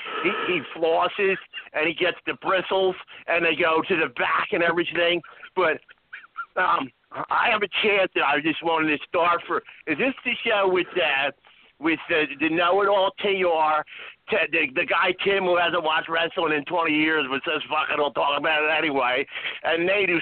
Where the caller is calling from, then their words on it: halfway between Chicago and St. Louis, Illinois, United States; halfway in between Chicago and St. Louis, and I'm calling live from New Orleans.